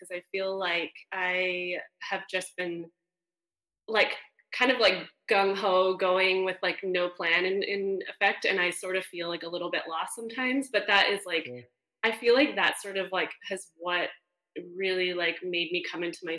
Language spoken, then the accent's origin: English; Canada; moved away as an adult; now in United States; I'm Canadian